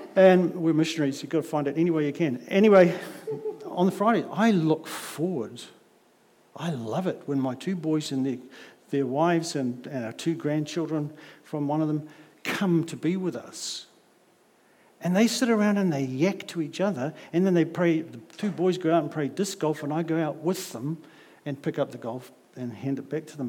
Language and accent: English; Auckland, New Zealand; I come from South Auckland